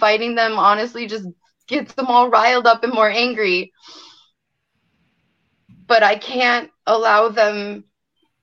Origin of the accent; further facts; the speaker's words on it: Beloit, Wisconsin, United States; I'm from Beloit, Wisconsin